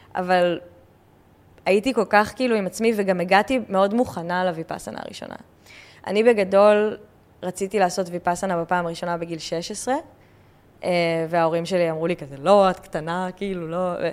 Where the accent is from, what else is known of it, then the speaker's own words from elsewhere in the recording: Israel; אני ישראלית, הייתי בצבא